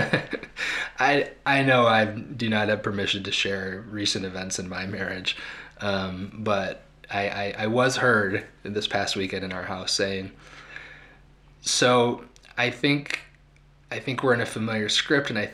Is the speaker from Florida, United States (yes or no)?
no; Ronald Reagan's hometown, Illinois, United States; I was raised in Ronald Reagan's hometown